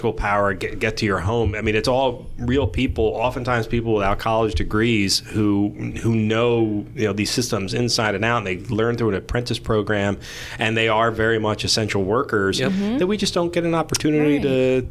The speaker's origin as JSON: {"language": "English", "region": "New Jersey", "country": "United States", "tie": "born or raised there", "said": "I grew up in South Jersey, it's surrounded in trees"}